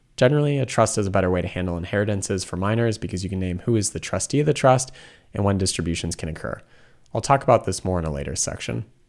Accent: Washington, United States; moved away; I'm originally from Washington State

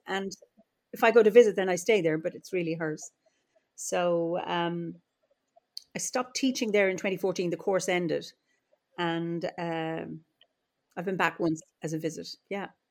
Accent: Offaly, Leinster, Ireland; also born or lived in Dublin; now in Kilkenny, Ireland; I'm Irish and uh, I live in Ireland, and uh, I don't live in the land of my birth. I was born in the Midlands in Offaly

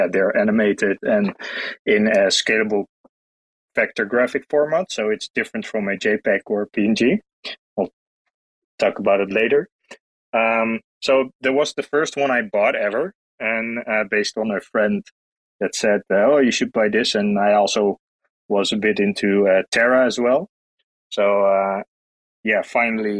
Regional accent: Netherlands; I'm from the Netherlands. Also currently residing in the Netherlands.

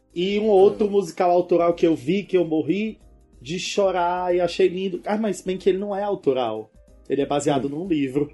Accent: Northeast Region, Brazil; Eu vou falar uma coisa como nordestino

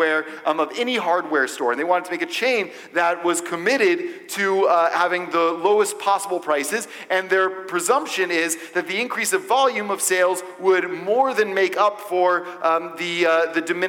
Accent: Atlanta, Georgia, United States; I'm from Atlanta

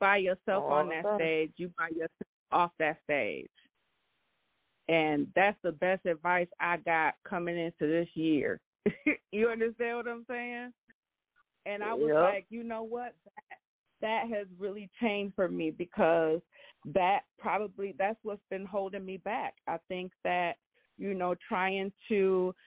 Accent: Grand Rapids, Michigan, United States; we come from a small city

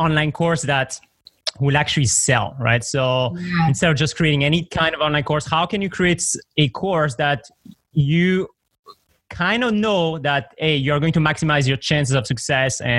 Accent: Belgium; English is a second language; also born or lived in Sydney, Australia / Canada; now in Thailand; I have an accent. So I'm actually originally from Belgium.

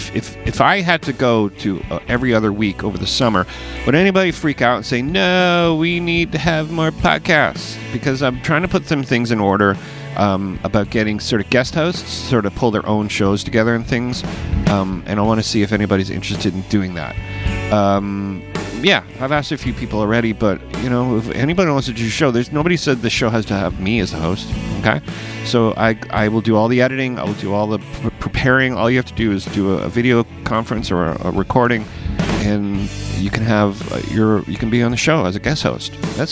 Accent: Chicago, Illinois, United States; That's the way I talk. I'm talking from like I'm from Chicago.

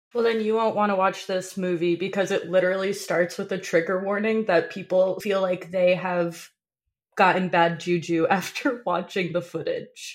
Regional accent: North New Jersey, United States; I grew up in North New Jersey

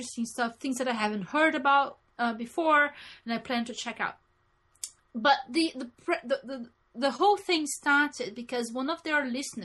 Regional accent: Brazil; growing up in Brazil, being a feminist was a bad thing.

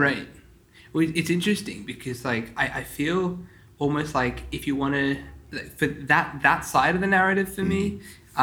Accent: Sydney, New South Wales, Australia; I grew up in the Sydney Chabad community

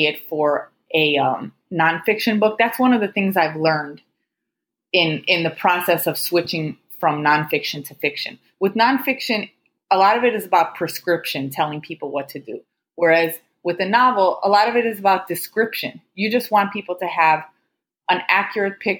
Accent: Chicago, Illinois, United States; moved away as an adult; also born or lived in Houston; now in Miami, United States; I'm originally from Chicago

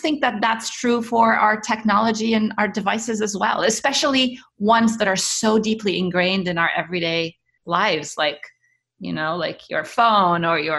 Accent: Cairo, Cairo Governorate, Egypt; also born or lived in Middle East; So I was born in Cairo. My parents are, I mean, we're Egyptian, and my parents worked in the Middle East. So I grew up around the Middle East.

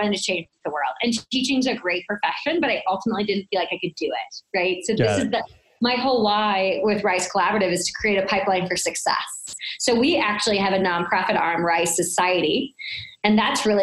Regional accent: St. Louis, Missouri, United States; It was a very humbling experience being born and raised in St. Louis

